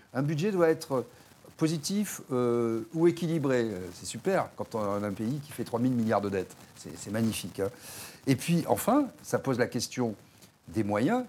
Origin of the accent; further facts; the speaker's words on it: France; En tant que Français